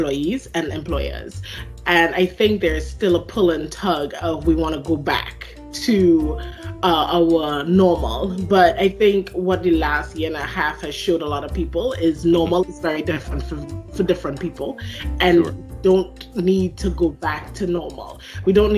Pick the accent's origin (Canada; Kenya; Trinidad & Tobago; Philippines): Trinidad & Tobago; moved away as an adult; also born or lived in South Carolina, United States; now in United States; I have an accent that people hear that I don't hear. So I am originally from Trinidad and Tobago in the Caribbean. I came to the U.S. in, I'm going to date myself, 2003